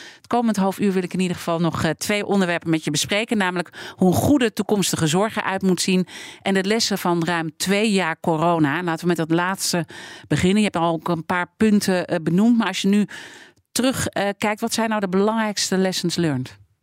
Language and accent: Dutch; Netherlands; wij als Nederlanders